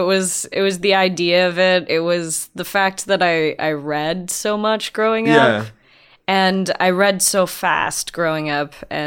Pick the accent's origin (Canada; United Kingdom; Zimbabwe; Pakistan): Canada; Windsor, Ontario; I grew up in Windsor, so it's kitty corner to Detroit. So I used to go to NoviCon and all that stuff.